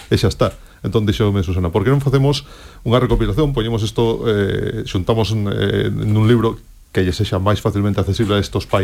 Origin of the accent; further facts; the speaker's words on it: Galicia, Spain; aproveitando que son galego